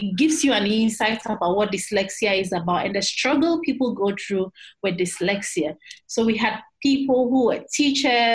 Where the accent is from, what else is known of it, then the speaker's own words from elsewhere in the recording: Eastern Region, Ghana; I am from the Eastern region